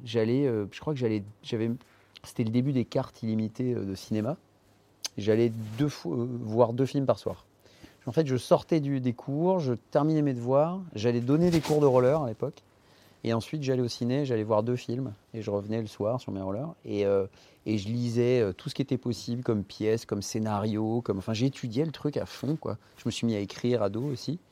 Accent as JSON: {"language": "French", "town": "Paris", "region": "Île-de-France", "country": "France", "tie": "born or raised there", "also_born_or_lived": "Les Lilas", "said": "je suis né au Lila"}